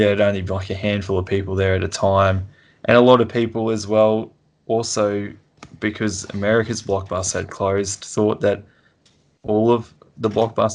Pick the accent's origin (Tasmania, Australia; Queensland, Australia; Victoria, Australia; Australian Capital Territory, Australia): Queensland, Australia; Toowoomba; also born or lived in Sunshine Coast, Queensland; Toowoomba, where I'm from